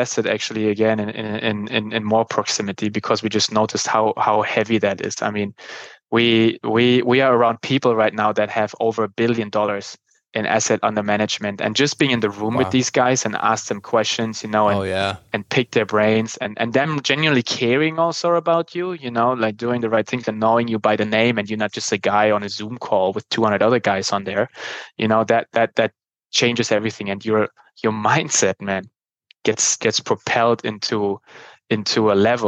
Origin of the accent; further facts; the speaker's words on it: Germany; accent: German; moved away; my German accent